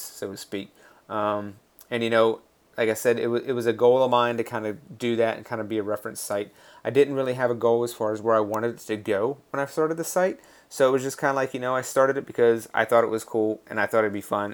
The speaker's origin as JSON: {"language": "English", "town": "Raleigh", "region": "North Carolina", "country": "United States", "tie": "born or raised there", "also_born_or_lived": "Washington, D.C.", "said": "grew up in North Carolina, just outside of Raleigh, North Carolina"}